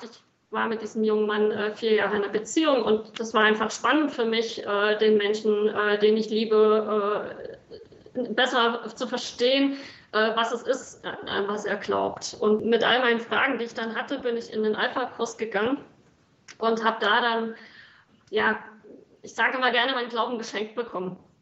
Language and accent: German; East Germany, Germany; moved away as an adult; now in South Sudan; ich bin groß geworden in der DDR